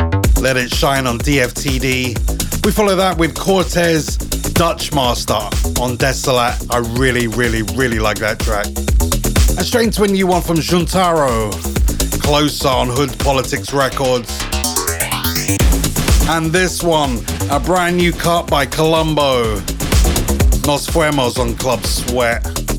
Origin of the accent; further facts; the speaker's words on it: London, United Kingdom; I'm from London.